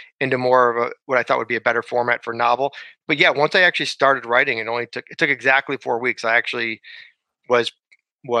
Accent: Southfield, Michigan, United States; moved away as an adult; also born or lived in Chicago; now in Los Angeles, United States; I grew up outside Detroit, Michigan, in a city called Southfield.

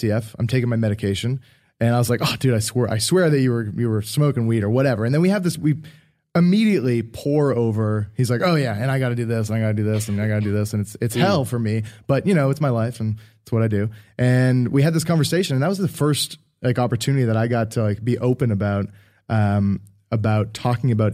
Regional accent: Halifax, Nova Scotia, Canada; we grew up in Halifax

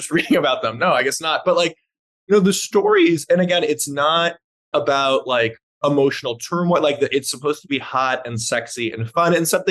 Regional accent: Los Angeles, California, United States; I grew up in Los Angeles, you know, liberal Jews

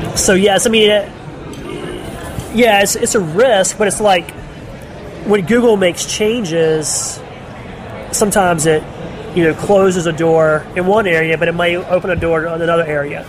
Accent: Charlotte, North Carolina, United States; I'm from Charlotte, North Carolina

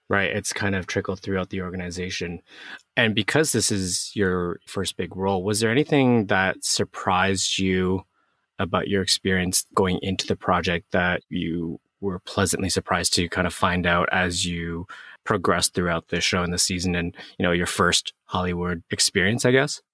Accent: Canada; growing up in Canada, I was also born in Canada

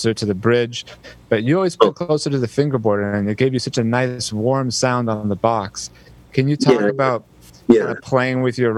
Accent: the Bay Area, California, United States; as a kid growing up in the Bay Area

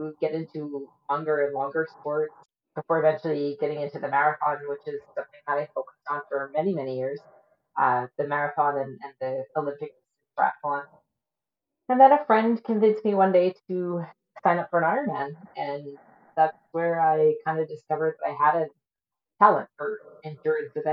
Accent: East Coast of Nova Scotia, Canada; moved away as an adult; also born or lived in Great Britain / Cold Lake, Alberta / St. Albert, Alberta; now in Cochrane, Canada; I was born in Great Britain. My family moved to Canada when I was a baby. I grew up on the East Coast of Nova Scotia. I lived there till I was about 20

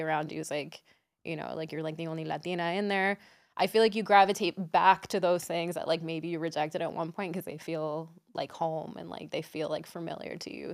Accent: Washington, District of Columbia, United States; also born or lived in Silver Spring, Maryland; I grew up in Washington, D C.

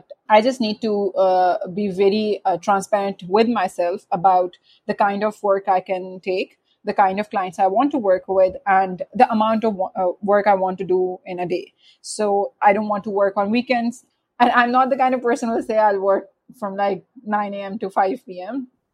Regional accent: Pakistan; I am from Pakistan

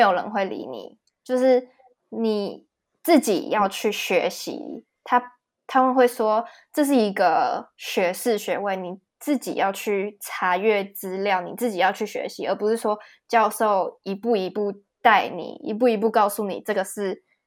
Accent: Taiwan; moved away as an adult; also born or lived in Regensburg, Germany; now in Frankfurt, Germany; 对我们台湾人来说，就是 A B C D 是最简单的

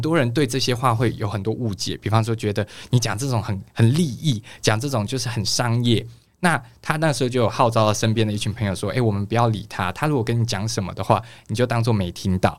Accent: Kaohsiung, Taiwan; moved away; 我来自高雄

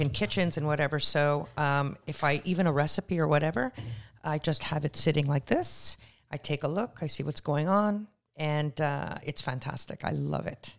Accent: Canada; moved away as an adult; also born or lived in Israel / Toronto; now in Los Angeles, United States; I'm Canadian. I emigrated in November uh, as an alien with extraordinary ability

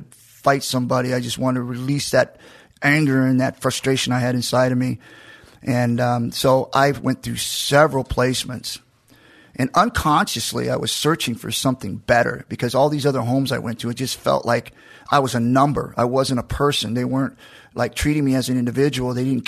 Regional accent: Macon, Georgia, United States; I was born in Georgia, in Macon, and I was at Warner Robins Hospital

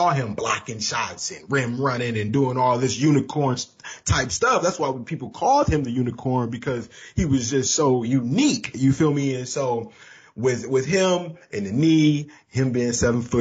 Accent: Saginaw, Michigan, United States; I'm from Saginaw. I'm from the Sag

